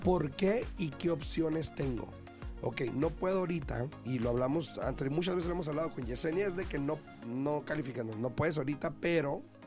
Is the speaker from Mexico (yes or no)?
yes; Mexico; now in United States; yo vengo de México